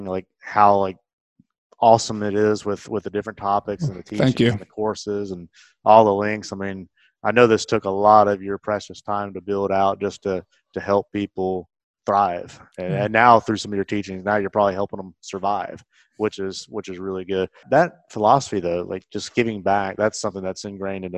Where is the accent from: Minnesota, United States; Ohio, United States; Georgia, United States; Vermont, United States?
Georgia, United States; Carrollton; My hometown, Carrollton